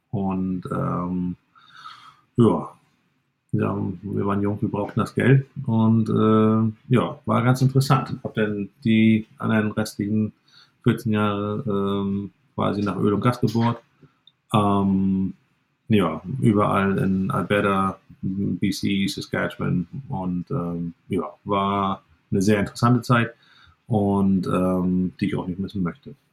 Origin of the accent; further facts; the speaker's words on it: Stralsund, Mecklenburg-Vorpommern, Germany; also born or lived in Canada; Ich bin gebürtiger Stralsunder und ähm, ja, wollte eigentlich in Kanada leben und habe aber meine Frau nicht rübergekriegt. Und daher äh, ja, bin ich dann wieder zurückgekommen äh, nach 15 Jahren Kanada und ähm, ja, bin jetzt wieder hier auf dem Betrieb, wo ich groß geworden bin